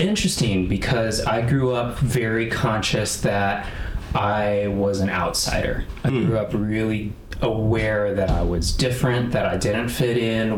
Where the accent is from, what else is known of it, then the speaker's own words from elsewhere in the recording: Chicago, Illinois, United States; also born or lived in Evanston, Illinois; born and raised in the north suburbs of Chicago